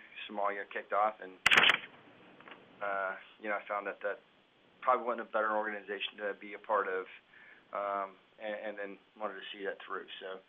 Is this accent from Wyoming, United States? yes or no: yes; Cheyenne, Wyoming, United States; I grew up in Cheyenne, Wyoming. Came in the Army in 92, shortly after high school